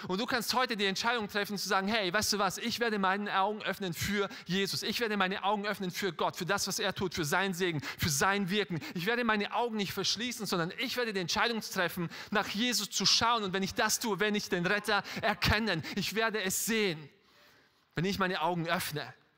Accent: Styria, Austria; ich bin in Österreich aufgewachsen, in der Steiermark

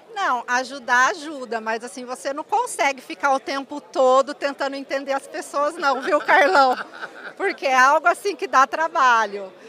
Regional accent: Mococa, São Paulo, Brazil; also born or lived in Campinas; now in Ribeirão Preto, Brazil; eu nasci em Ribeirão Preto, é, mas eu fui criada em Mococa, eu morei em Mococa, interior de São Paulo, até os 17 anos

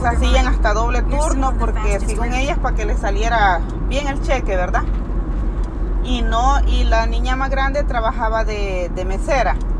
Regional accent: El Salvador; moved away; nosotros somos del Salvador

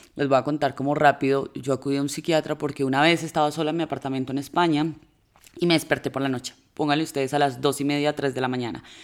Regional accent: Manizales, Caldas, Colombia; las dos somos de Manizales

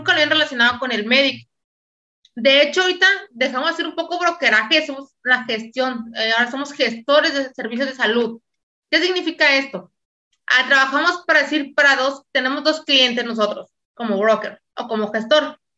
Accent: Mexico City, Mexico; soy de México, de la Ciudad de México.

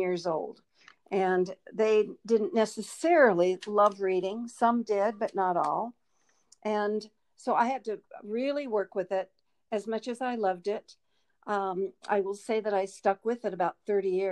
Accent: Denver, Colorado, United States; I grew up in Denver, Colorado.

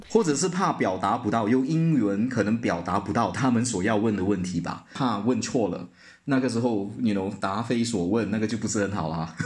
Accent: George Town, Penang, Malaysia; moved away as an adult; also born or lived in Kuala Lumpur, Malaysia / Nottingham, United Kingdom; now in Hong Kong; 槟城是我的家乡

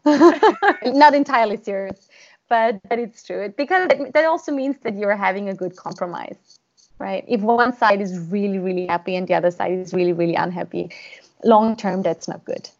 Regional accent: Austria; I am from Austria

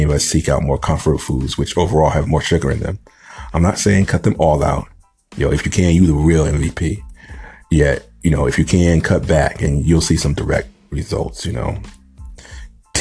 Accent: New England, United States; I grew up in the Northeast in New England.

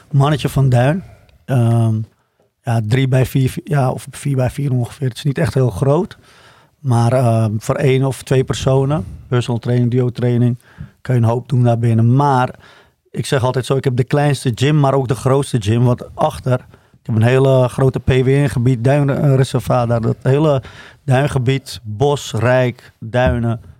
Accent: Alkmaar, North Holland, Netherlands; born there; Ik ben een kaaskop. Ja? ja, ja geboren in Alkmaar? Alkmaar, ja.

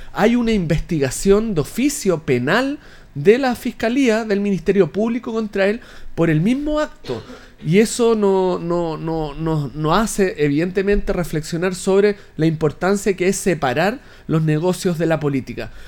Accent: Linares, Maule, Chile; yo soy de Linares.

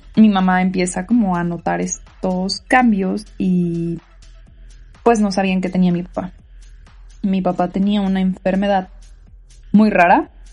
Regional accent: Tijuana, Baja California, Mexico; also born or lived in National City, California; Yo viví mi infancia en Tijuana

